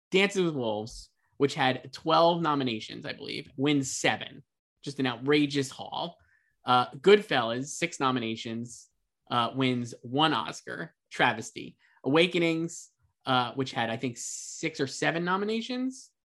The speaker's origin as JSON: {"language": "English", "region": "New York", "country": "United States", "said": "I come from New York. As a little kid, I lived in the projects"}